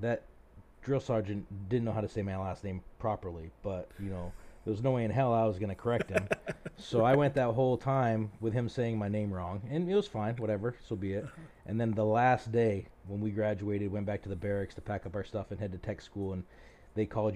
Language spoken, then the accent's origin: English; Maine, United States; also born or lived in Vermont / San Antonio, Texas / Wichita Falls, Texas; So I came over here when I was like six and grew up here till 18